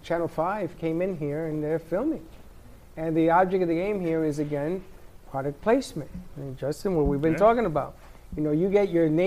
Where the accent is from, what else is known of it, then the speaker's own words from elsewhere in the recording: Puerto Rico; moved away; I grew up in Puerto Rico and they have the rum factory